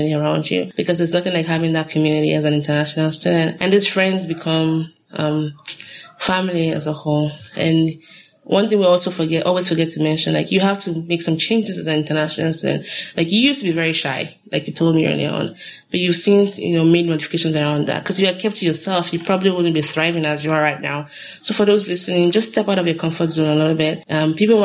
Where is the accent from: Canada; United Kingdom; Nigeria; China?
Nigeria; Lagos; now in United States; I grew up in Lagos